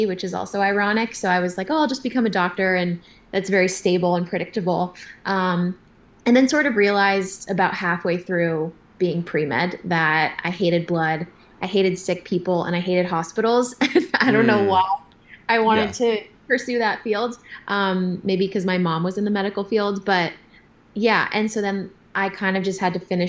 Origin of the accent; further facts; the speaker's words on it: San Diego, California, United States; I grew up in Southern California, in San Diego